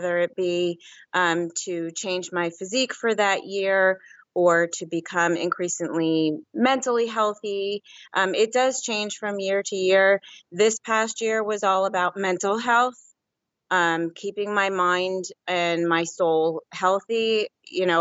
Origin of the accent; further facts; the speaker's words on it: New Jersey, United States; now in Pennsylvania, United States; Originally from New Jersey, and I live in Pennsylvania now.